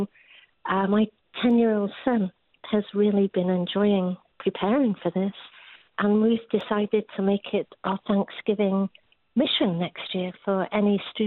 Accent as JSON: {"language": "English", "region": "England", "country": "United Kingdom", "moved": "as an adult", "lives_now": "United States", "said": "I'm English"}